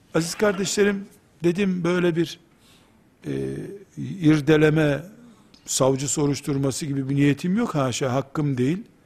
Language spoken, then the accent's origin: Turkish; Black Sea Region, Turkey; Bizim Karadeniz deyimidir